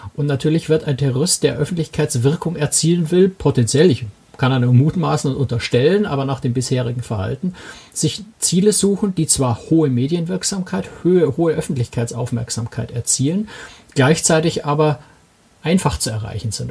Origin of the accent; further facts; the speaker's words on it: Germany; als Deutsche